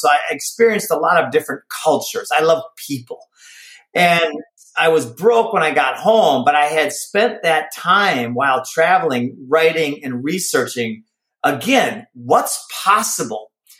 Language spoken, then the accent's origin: English; Minnesota, United States; So I grew up in Minnesota.